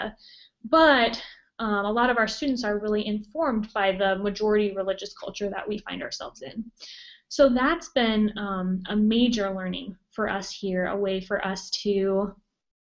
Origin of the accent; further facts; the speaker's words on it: Montana, United States; also born or lived in Minnesota / New Jersey; now in Boone, United States; I'm originally from Montana and have lived in Minnesota and also New Jersey.